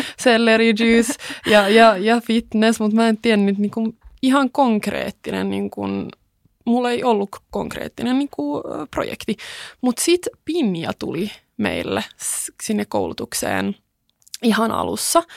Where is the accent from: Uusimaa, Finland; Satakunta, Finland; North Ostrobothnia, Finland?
Uusimaa, Finland; Kauniainen; born or raised there; first language Swedish; Finnish is a second language; also born or lived in Sweden / United States